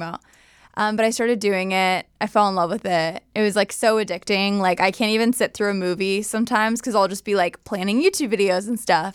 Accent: Southern California, United States; SoCal raised

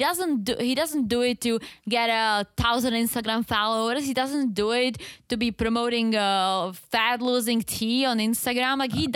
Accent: Czechia; accent: Czech; English is a second language; Yeah, because I'm like losing the Czech accent. I'm like sounding like I'm from Wisconsin.

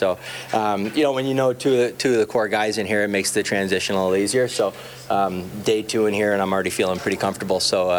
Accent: Toronto, Ontario, Canada; growing up in the Toronto area

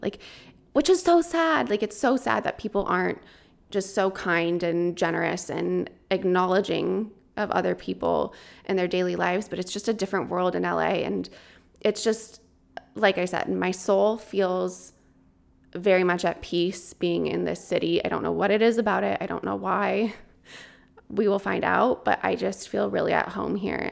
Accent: Colorado, United States; moved away; since I was a kid growing up in Colorado

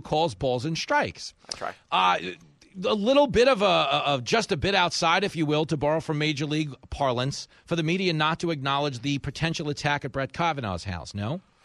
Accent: Long Island, New York, United States; growing up on Long Island

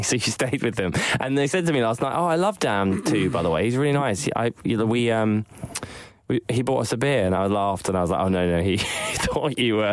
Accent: Eastbourne, South East England, United Kingdom; my hometown, Eastbourne

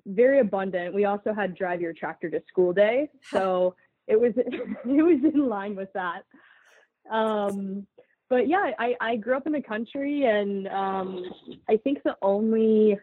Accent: Northeast Ohio, United States; moved away as an adult; also born or lived in Rochester, New York / Jackson Hole, Wyoming; now in Portland, United States; I'm from Northeast Ohio

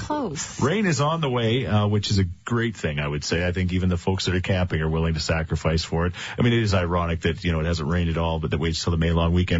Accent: Thorsby, Alberta, Canada; out in Thorsby. Yes, my hometown

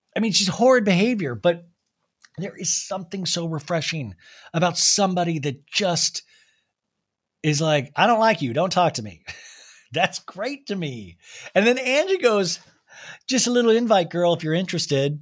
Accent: Kansas, United States; we grew up in Kansas

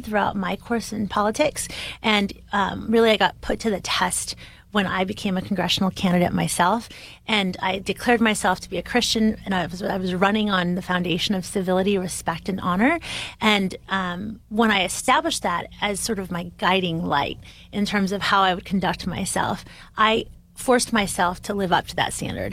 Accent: Bay Area, California, United States; I'm from the Bay Area in California, which is very diverse

